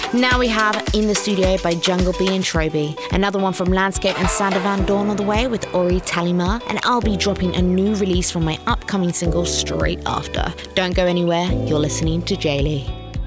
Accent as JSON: {"language": "English", "region": "London", "country": "United Kingdom", "tie": "born or raised there", "said": "growing up in North London"}